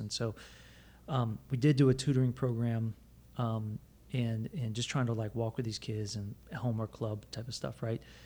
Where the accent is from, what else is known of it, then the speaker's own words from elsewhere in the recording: Plant City, Florida, United States; growing up in Plant City